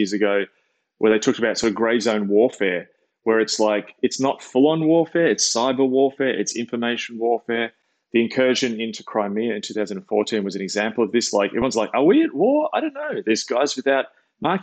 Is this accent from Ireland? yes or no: no; Australia; when I was a kid, I grew up watching in Australia